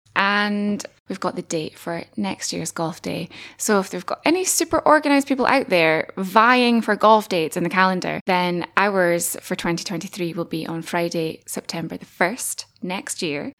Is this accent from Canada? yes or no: no; Dumfries and Galloway, Scotland, United Kingdom; now in Aberdeen, United Kingdom; originally from Dumfries and Galloway, about as far away as you can get from Aberdeen, staying in the same country